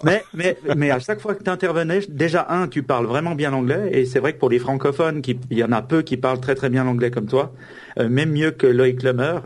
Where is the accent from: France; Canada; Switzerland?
Switzerland; je suis suisse